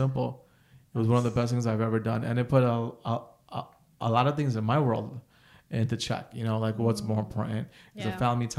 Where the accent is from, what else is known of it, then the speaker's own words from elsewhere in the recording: Passaic, New Jersey, United States; also born or lived in Piscataway; I was born and raised in Passaic.